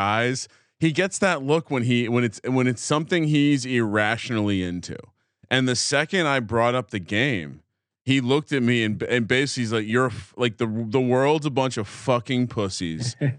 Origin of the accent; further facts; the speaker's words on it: United States; I'm American